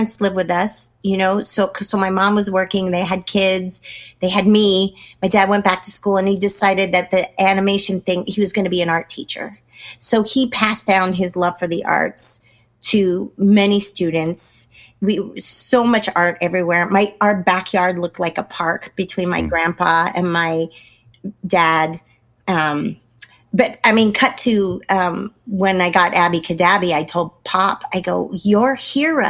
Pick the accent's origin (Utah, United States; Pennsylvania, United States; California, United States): California, United States; Pleasant Hill; moved away as an adult; I grew up in Pleasant Hill, California